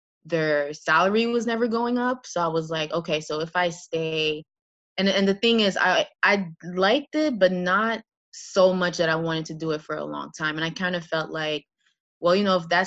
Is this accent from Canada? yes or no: yes; Montreal, Quebec, Canada; moved away as an adult; now in New York City, United States; I was actually born and raised in Montreal